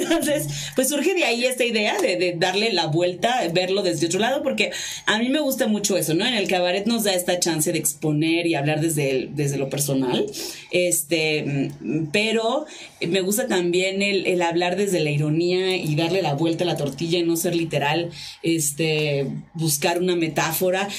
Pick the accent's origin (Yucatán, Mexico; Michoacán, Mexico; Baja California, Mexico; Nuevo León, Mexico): Baja California, Mexico; Tijuana; Yo soy de Tijuana, Baja California, vivo allá